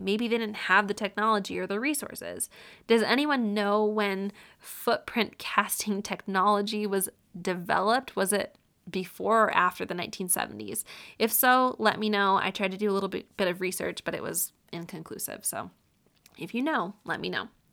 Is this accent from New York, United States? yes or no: yes; Syracuse, New York, United States; I grew up in Syracuse essentially my whole life